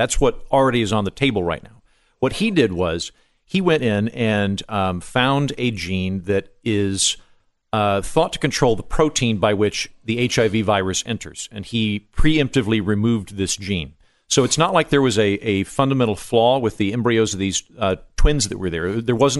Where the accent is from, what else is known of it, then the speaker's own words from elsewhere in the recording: Oklahoma, United States; I'm from Oklahoma.